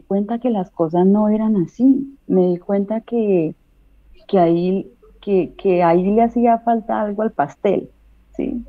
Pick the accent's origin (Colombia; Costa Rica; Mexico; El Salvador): Colombia; moved away as an adult; now in Alicante, Spain; salí de Colombia, dejé a mi hijo